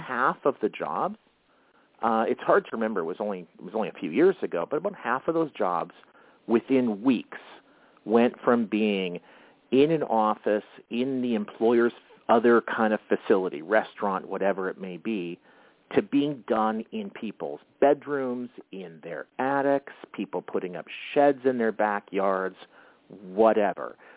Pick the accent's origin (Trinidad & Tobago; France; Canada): Canada; Winnipeg, Manitoba; now in Minneapolis, United States; I grew up in Canada, in in uh, in Winnipeg, which is right dead center uh, in the country.